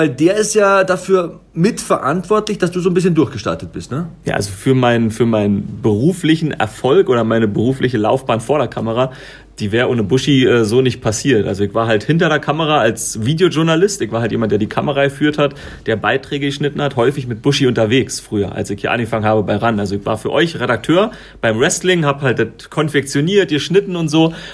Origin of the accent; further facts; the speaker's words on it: Königs Wusterhausen, Brandenburg, Germany; also ich komme aus Königs Wusterhausen bei Brandenburg